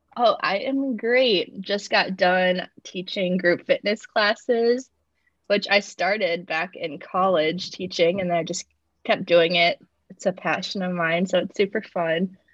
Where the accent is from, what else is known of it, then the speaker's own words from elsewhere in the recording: Cedar Rapids, Iowa, United States; moved away as an adult; now in Kansas City, United States; I'm originally from Iowa, from Cedar Rapids